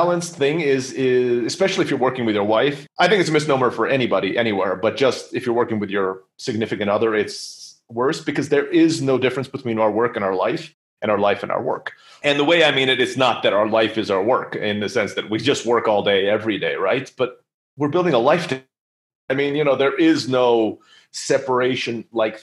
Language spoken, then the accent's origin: English; United States; now in Mexico; I speak Spanish, but I'm American